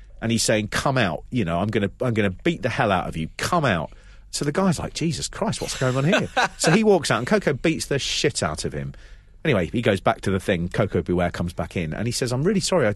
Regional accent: United Kingdom; We're British

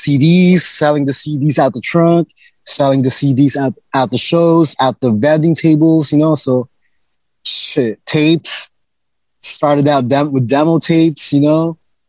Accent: Oxnard, California, United States; also born or lived in Philippines; I was born in Philippines, but I moved to Oxnard when I was like 10 after my mom split up and my mom and dad split up.

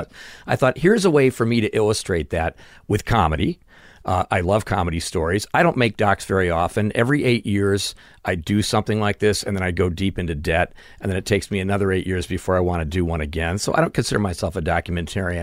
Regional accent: Chicago, Illinois, United States; moved away as an adult; also born or lived in California; now in Burbank, United States; I grew up in Chicago

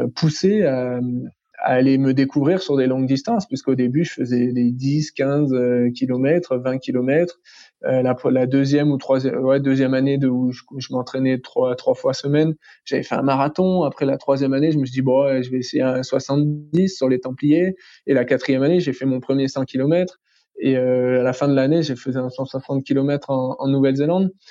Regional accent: France; je suis français

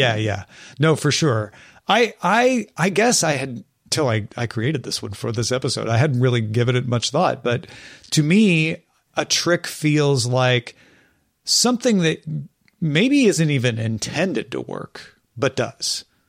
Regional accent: Illinois, United States; now in California, United States; I grew up in Illinois

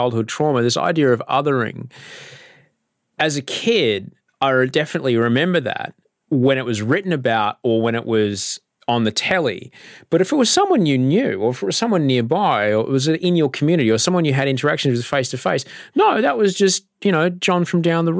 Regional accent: Australia; I'm a Chinese Australian, you know, my greatest grandfather came here in the 1860s. I am like 12th generation Australian

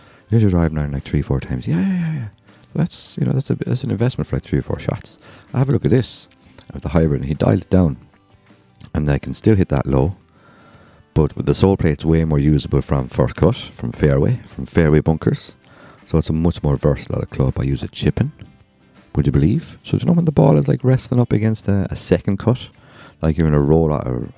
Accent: Ireland; I'm Irish

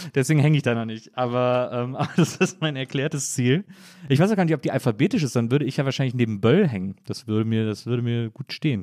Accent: Wesseling, North Rhine-Westphalia, Germany; also born or lived in Bonn; ich bin ja äh, in Wesseling groß geworden

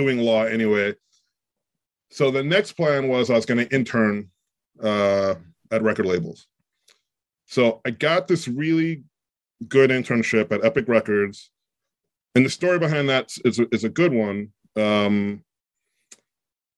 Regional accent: New York City, New York, United States; growing up in New York

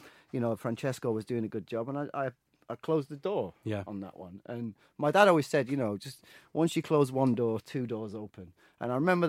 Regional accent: Sheffield, Yorkshire and the Humber, United Kingdom; moved away as an adult; now in London, United Kingdom; I'm from Sheffield originally.

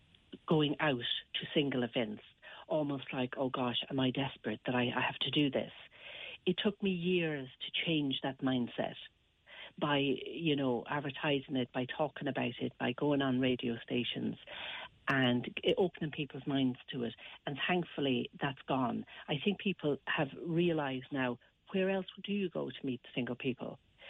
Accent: Westport, Connacht, Ireland; I'm from Westport myself in County Mayo, and I started it up in 2015 because I saw the need for something for single people, especially in the country, more rural areas of Ireland.

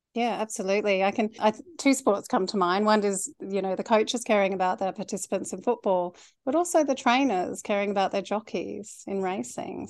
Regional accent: Canberra, Australian Capital Territory, Australia; now in Sydney, Australia; I grew up in Canberra, which is kind of like Switzerland for football and neutral territory.

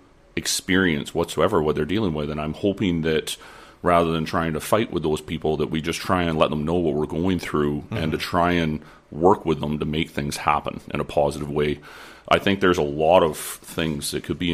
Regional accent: Lower Mainland, British Columbia, Canada; now in Peace River region, Canada; I was originally from the Lower Mainland. I grew up there, and I grew up in 4-H

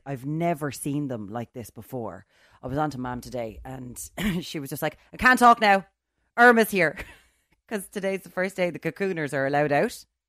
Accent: Limerick, Munster, Ireland; I'm from Limerick

